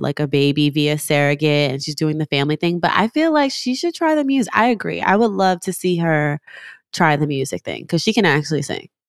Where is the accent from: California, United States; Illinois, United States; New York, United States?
New York, United States; New York City; now in Los Angeles, United States; I'm originally from New York